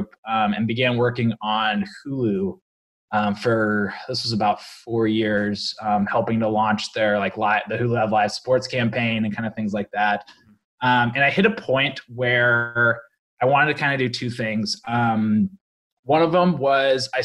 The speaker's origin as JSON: {"language": "English", "town": "Greensboro", "region": "North Carolina", "country": "United States", "tie": "born or raised there", "moved": "yes", "said": "I grew up on the East Coast in Greensboro, North Carolina."}